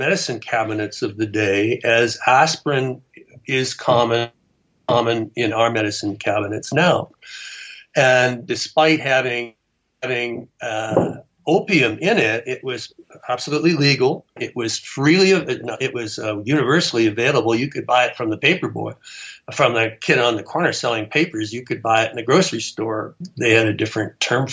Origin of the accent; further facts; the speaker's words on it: Canada; now in New Mexico, United States; I'm from Canada